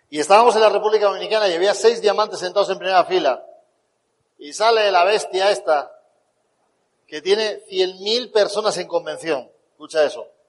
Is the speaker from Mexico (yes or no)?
no; Spain; born or raised there